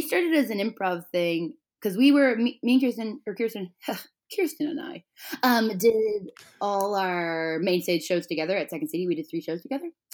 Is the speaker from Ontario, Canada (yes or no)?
yes; Toronto, Ontario, Canada; I'm from Toronto